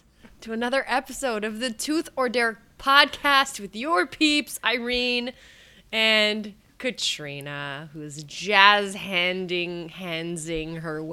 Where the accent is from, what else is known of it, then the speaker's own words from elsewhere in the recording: Canada; I'm Canadian